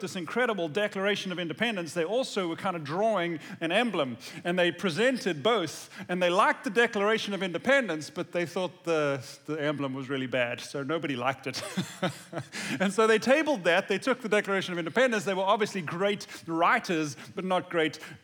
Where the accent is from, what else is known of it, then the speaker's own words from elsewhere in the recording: South Africa; now in United States; as a South African who wasn't born here, but who has lived here for many years now